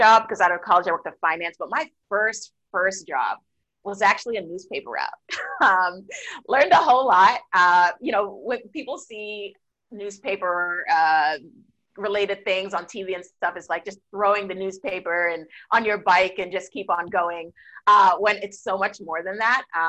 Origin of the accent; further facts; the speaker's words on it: Boston, Massachusetts, United States; I grew up in Boston, so definitely there are lots of snow during the wintertime